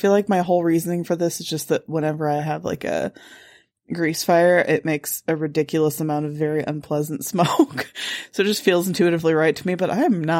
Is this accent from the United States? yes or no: yes; Lombard, Illinois, United States; I grew up in Lombard, Illinois.